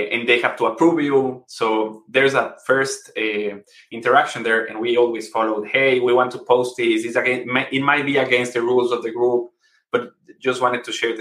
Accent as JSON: {"language": "English", "country": "Ecuador", "said": "So we're from Ecuador."}